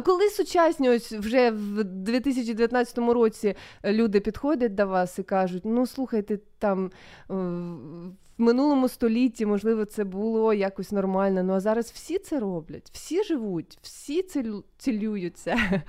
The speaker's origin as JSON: {"language": "Ukrainian", "town": "Sloviansk", "region": "Donetsk Oblast", "country": "Ukraine", "said": "я зі Слов'янська"}